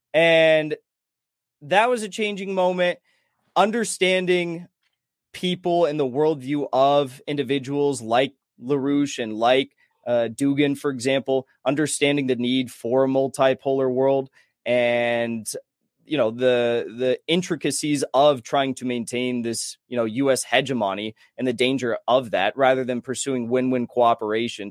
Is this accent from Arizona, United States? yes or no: no; San Clemente, California, United States; moved away as an adult; now in Los Angeles, United States; I grew up in San Clemente, California. I lived there till I was, like, twenty, twenty-one